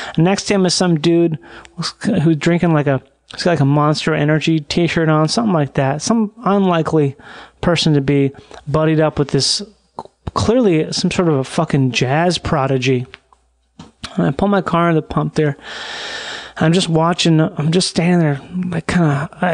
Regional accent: Rochester, Minnesota, United States; growing up in Rochester, Minnesota

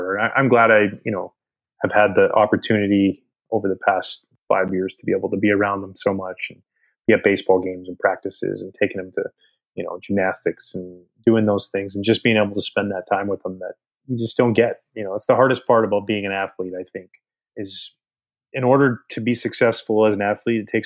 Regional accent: Pacific Northwest, United States; moved away; growing up in the Pacific Northwest

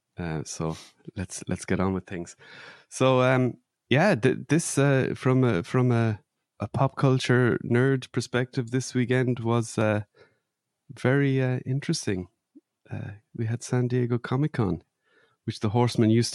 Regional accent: Ireland; where my mum lives and where I grew up in Ireland

